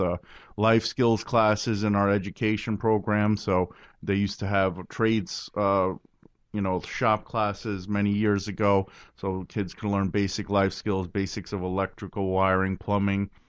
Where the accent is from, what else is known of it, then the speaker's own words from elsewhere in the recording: New York City, New York, United States; I was born in Brooklyn. I love my city.